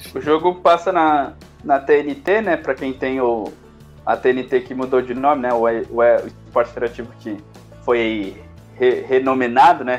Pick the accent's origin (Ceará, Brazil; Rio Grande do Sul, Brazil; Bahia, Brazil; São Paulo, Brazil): São Paulo, Brazil; a gente é de São Paulo